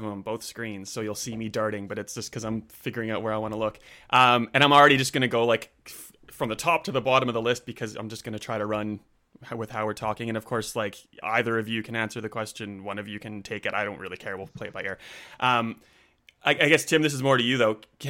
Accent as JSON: {"language": "English", "country": "Canada", "moved": "yes", "lives_now": "Australia", "said": "I am definitely in Australia. I'm a Canadian. I've been here for like 20 years, so I don't sound Canadian."}